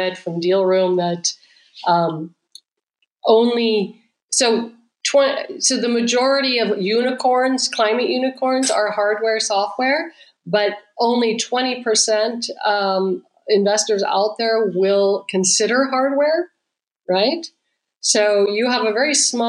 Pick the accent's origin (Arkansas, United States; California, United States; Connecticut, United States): California, United States; moved away; also born or lived in Israel; I'm originally from California.